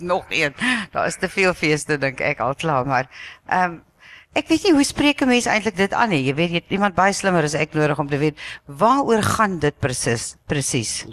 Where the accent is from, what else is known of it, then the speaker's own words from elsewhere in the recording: South Africa; ons is geneig as Suid-Afrikaners